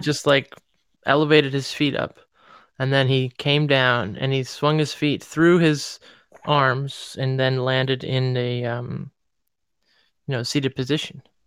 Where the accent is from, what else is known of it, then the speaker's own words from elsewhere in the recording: Cleveland, Ohio, United States; moved away; it was in my hometown